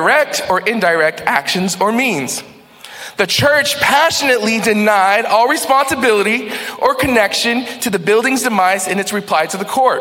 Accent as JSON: {"language": "English", "region": "Texas", "country": "United States", "moved": "yes", "lives_now": "New England, United States", "said": "I'm from Texas"}